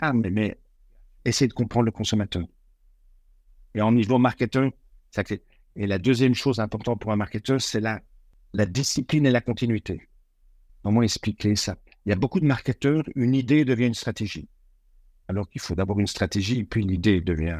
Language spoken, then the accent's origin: French; Belgium; moved away as an adult; Je suis belge